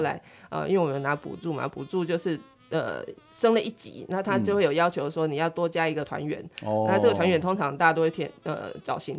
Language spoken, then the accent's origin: Chinese; Chiayi, Chiayi City, Taiwan; 是我几乎、嗯、我离开嘉义的时间应该没有超过十年。